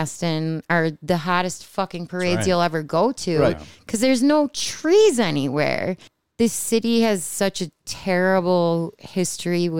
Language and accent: English; Buffalo, New York, United States; I grew up in South Buffalo.